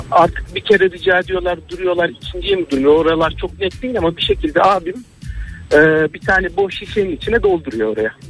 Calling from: Ankara, Turkey; ben Ankara'dan.

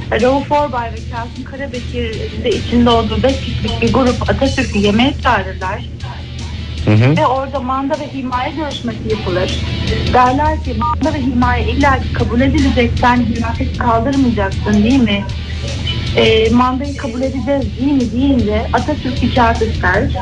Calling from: Istanbul, Turkey

